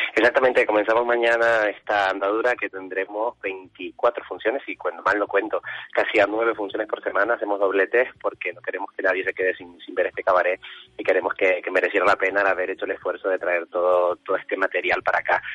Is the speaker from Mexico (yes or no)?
no; Gran Canaria, Canary Islands, Spain; moved away; mi isla y en mi tierra